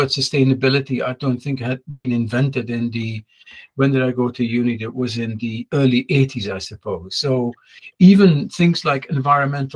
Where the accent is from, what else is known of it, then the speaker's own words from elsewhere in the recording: Netherlands; moved away as an adult; also born or lived in France; I went to university, by the way, in Holland, and I'm from Holland, that's where I went to high school